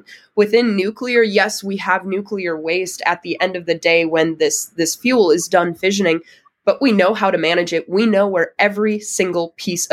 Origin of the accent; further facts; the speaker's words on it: Wisconsin, United States; I'm from Wisconsin. It's a huge agricultural state.